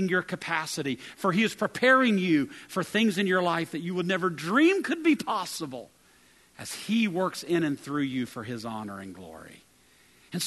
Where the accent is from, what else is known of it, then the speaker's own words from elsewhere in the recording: West Virginia, United States; moved away as an adult; I arrived there from the hills of West Virginia.